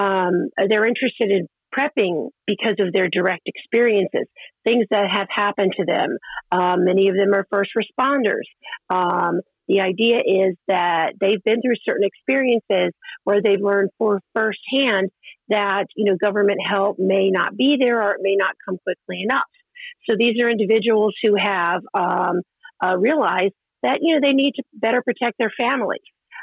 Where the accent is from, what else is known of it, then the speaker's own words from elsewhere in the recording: the South, United States; I grew up in the South, so I was, you know, used to needing to prepare for a hurricane, and my father was in the military.